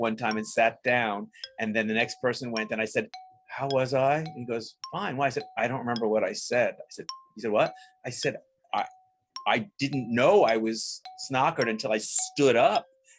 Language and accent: English; Long Island, New York, United States; Long Island.